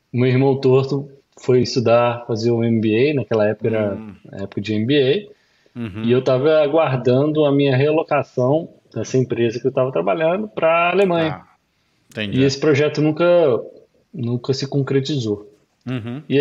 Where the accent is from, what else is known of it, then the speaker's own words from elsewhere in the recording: Belo Horizonte, Minas Gerais, Brazil; moved away as an adult; now in Boston, United States; Sou de Belo Horizonte. BH. Belo Horizonte. Nasci criado em Belo Horizonte, mas os meus pais vieram da Zona da Mata.